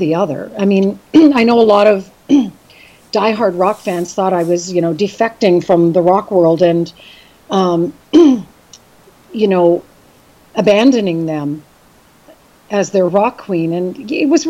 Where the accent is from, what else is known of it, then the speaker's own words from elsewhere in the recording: Brampton, Ontario, Canada; moved away as an adult; also born or lived in Belleville, Ontario / Winnipeg, Manitoba / Toronto; now in West Coast, Canada; when I was about 10 years old, I moved to the Brampton area, and I grew up and went to high school there